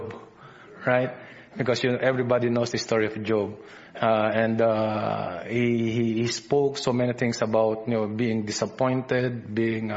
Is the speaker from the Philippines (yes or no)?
yes; Philippines; accent: Filipino English; my Filipino English accent